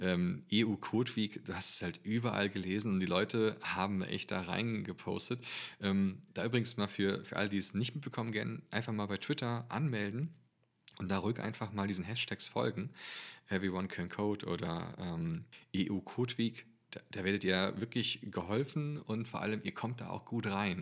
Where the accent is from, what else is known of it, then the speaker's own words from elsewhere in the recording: Germany; als Deutscher